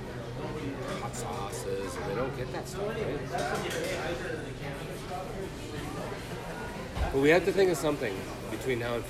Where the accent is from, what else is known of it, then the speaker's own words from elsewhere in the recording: Canada; we're Canadian.